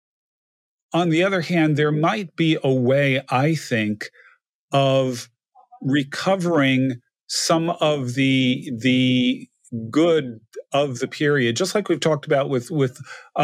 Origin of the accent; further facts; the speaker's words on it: New Jersey, United States; moved away; also born or lived in Connecticut; The house I grew up in New Jersey